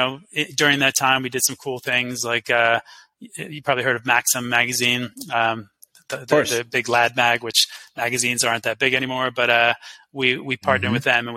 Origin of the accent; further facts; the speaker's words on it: New York, United States; We, as a New Yorker, you know some of the stuff we did.